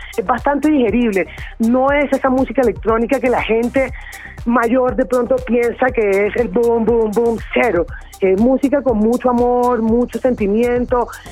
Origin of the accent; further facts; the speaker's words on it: Caribbean Region, Colombia; soy caribeña